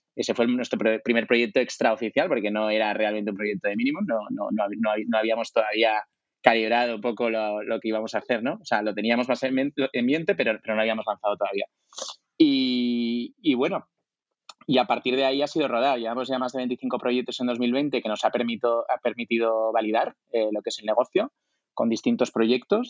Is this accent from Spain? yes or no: yes; Zaragoza, Aragon, Spain; moved away; also born or lived in France / Italy / New York; soy de Zaragoza